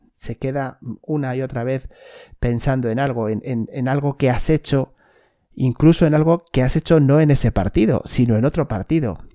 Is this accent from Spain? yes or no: yes; Spain; en mi país, por lo menos en España